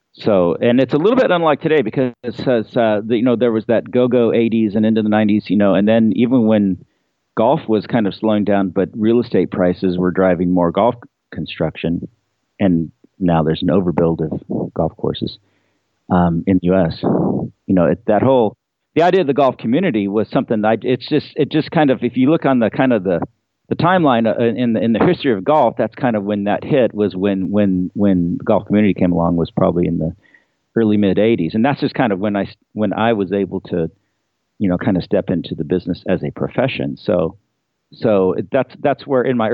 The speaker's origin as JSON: {"language": "English", "town": "Pebble Beach", "region": "California", "country": "United States", "tie": "born or raised there", "said": "I grew up in Pebble Beach"}